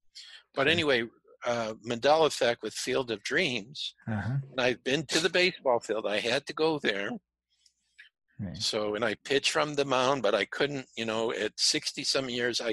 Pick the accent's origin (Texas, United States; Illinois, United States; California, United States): Illinois, United States; Chicago; I'm from Chicago.